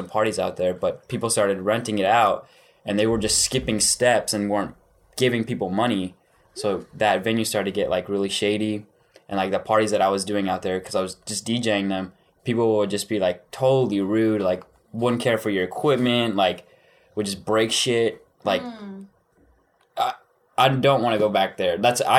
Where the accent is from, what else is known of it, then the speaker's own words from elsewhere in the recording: Denton, Texas, United States; I'm from Denton, Texas.